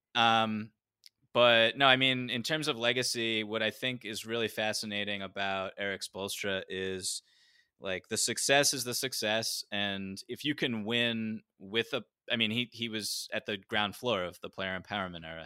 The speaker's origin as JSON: {"language": "English", "area": "outside of Boston", "region": "Massachusetts", "country": "United States", "tie": "born or raised there", "said": "I grew up outside of Boston"}